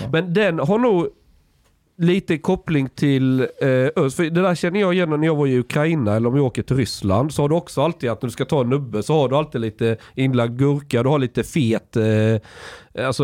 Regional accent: Sweden; när jag växte upp i Sverige. Alltså jag är uppvuxen verkligen på landet

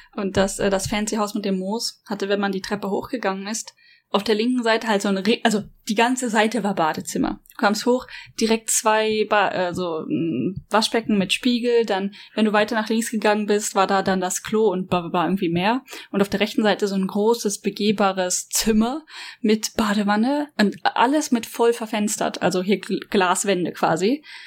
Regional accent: Germany; now in Japan; ich als Deutsche

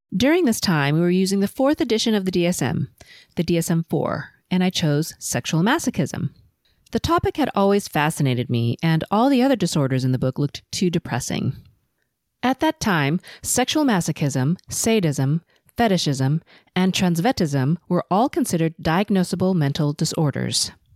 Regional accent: Los Angeles, California, United States; first language Cantonese; English is a second language; I was born and raised in L A to first generation Chinese and Filipino parents, and I've never lived anywhere else

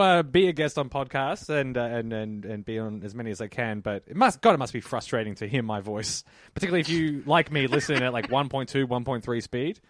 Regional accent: Melbourne, Victoria, Australia; I grew up in Pasco Vale.

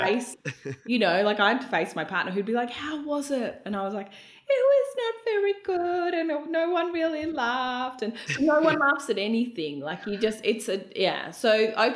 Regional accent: Melbourne, Victoria, Australia; moved away as an adult; now in Brisbane, Australia; I was from Melbourne

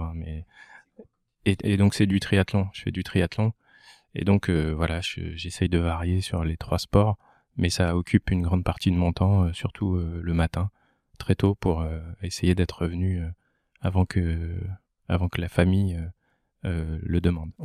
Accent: Val-d'Oise, Île-de-France, France; moved away as an adult; also born or lived in Lille; now in Lomme, France; je ne suis pas originaire du Nord, je suis originaire du Val d'Oise je suis monté euh, entre guillemets dans le nord euh, à Lille pour faire mes études

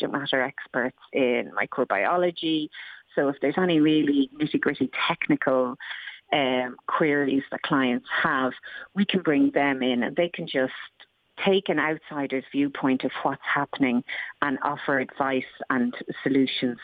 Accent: Ireland

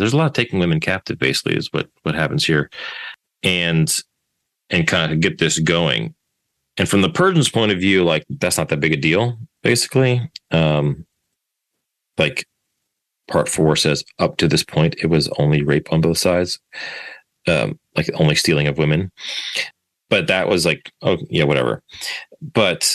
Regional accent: United States; as an American, American citizen

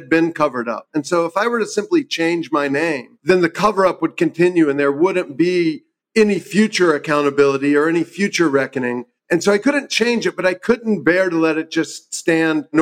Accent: South Carolina, United States; moved away; my home state of South Carolina

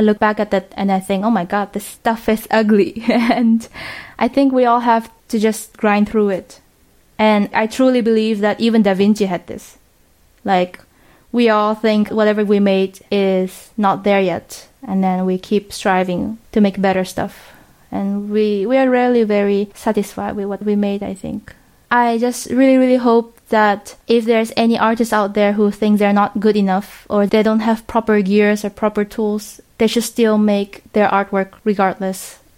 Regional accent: Japan; also born or lived in Vietnam / United States; now in Netherlands; So I am Vietnamese, but my family was in Japan, so I was born in Japan.

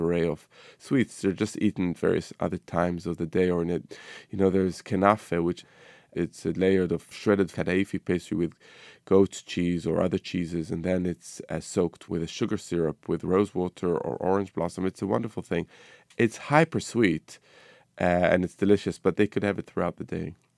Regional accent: Israel; moved away; my childhood growing up in the Middle East, you know, in Israel

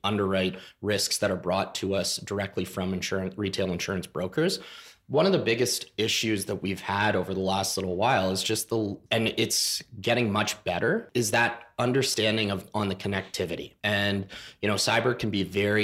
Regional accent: Canada

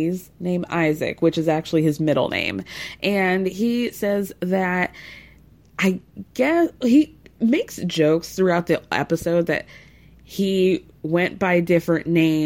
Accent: New York, United States; I'm a New Yorker

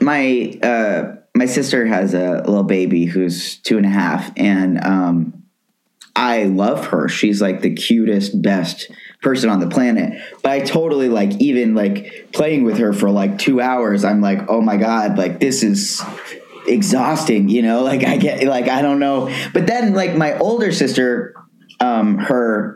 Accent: New York City, New York, United States; moved away as an adult; now in Los Angeles, United States; I was born in New York, raised in New York, was in New York for pretty much my whole life

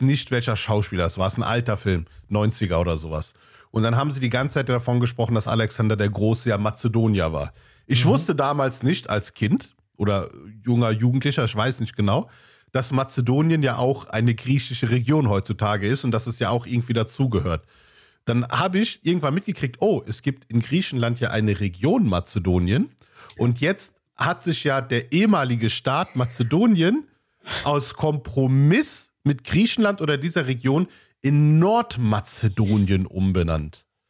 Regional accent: Pakistan; now in Germany; ich komme aus äh, Pakistan. Unser Akzent wird immer mit diesen gewissen indischen Sprachen gleichgesetzt

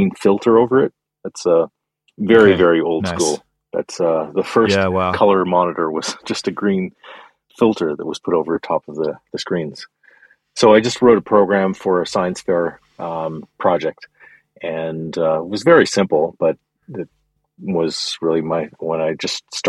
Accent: Canada; I grew up in Canada

